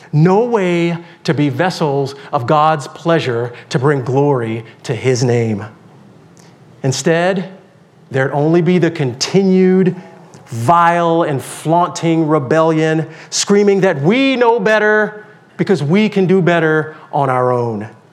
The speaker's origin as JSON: {"language": "English", "region": "Deep South", "country": "United States", "tie": "born or raised there", "said": "I grew up in the Deep South"}